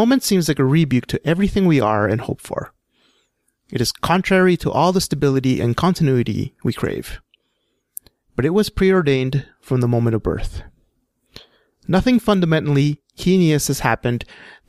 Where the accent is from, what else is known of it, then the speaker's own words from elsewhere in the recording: Western Canada, Canada; we as Western Canadian Anglo society